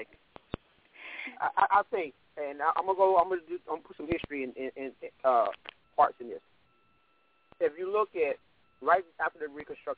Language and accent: English; Arkansas, United States; I grew up in Arkansas